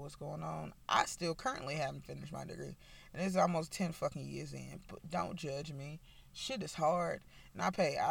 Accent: Nashville, Tennessee, United States; moved away as an adult; now in Alabama, United States; I'm from Nashville, Tennessee, born and raised.

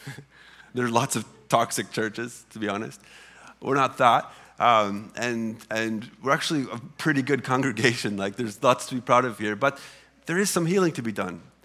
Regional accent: Illinois side, United States; moved away as an adult; I grew up on the Illinois side of the Mississippi River.

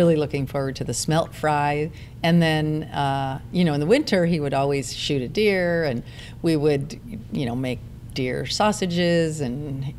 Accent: Michigan, United States; moved away; I come from the Midwest, and growing up in Michigan

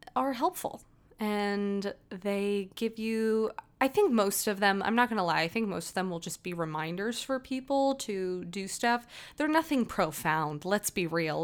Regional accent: Las Vegas, Nevada, United States; moved away as an adult; also born or lived in New Jersey; I am from Las Vegas originally.

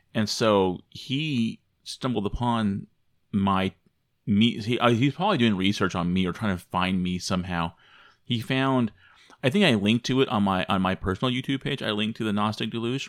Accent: Arizona, United States; also born or lived in Michigan; I came from Arizona, that I lived in Arizona

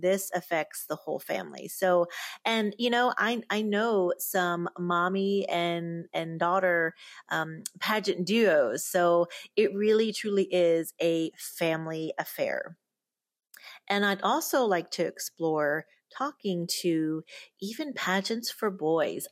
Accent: Pennsylvania, United States; also born or lived in Lima, Peru; now in Beaumont, United States; I grew up in Pennsylvania and, of course, was born in Lima, Peru

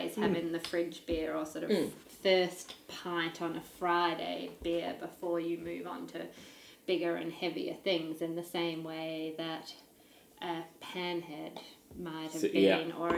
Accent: Australia; moved away as an adult; now in New Zealand; I grew up in Australia

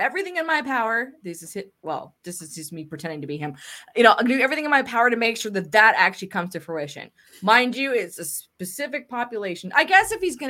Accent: Canada; as a Canadian

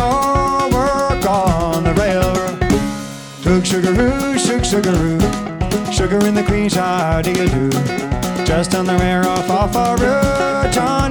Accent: Northeast, United States; now in London, United Kingdom; And we both live in London. We're both from the Northeast.

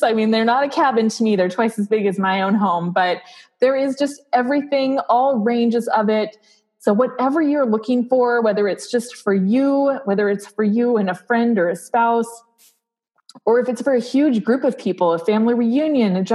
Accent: South Dakota, United States; I grew up in South Dakota.

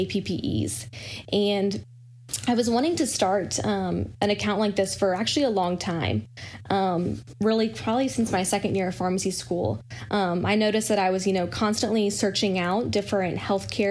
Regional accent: Louisville, Kentucky, United States; moved away as an adult; also born or lived in Danville, Kentucky; now in Chapel Hill, United States; I am originally from Louisville, Kentucky

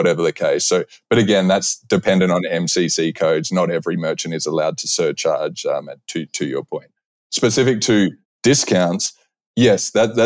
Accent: Australia; moved away as an adult; now in United States; I'm Australian. I've been in the US for over 10 years.

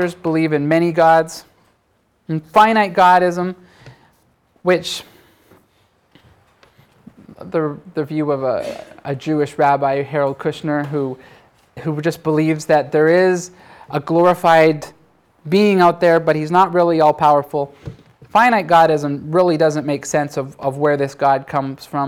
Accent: Canada; I'm Canadian

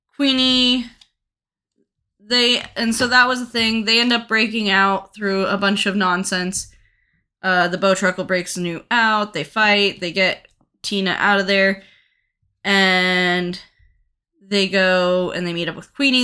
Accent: United States; I am an American

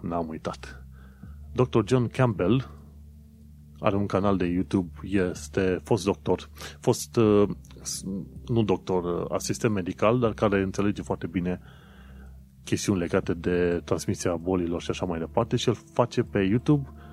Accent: Romania; moved away as an adult; also born or lived in London, United Kingdom; now in United Kingdom; noi venim din România

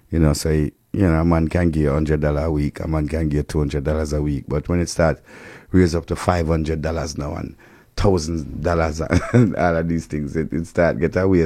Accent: Jamaica; we as Jamaican

